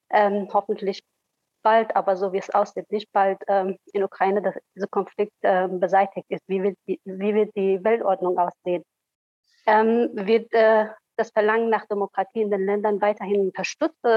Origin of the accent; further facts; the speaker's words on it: Afghanistan; Äh, ich komme selber aus Afghanistan.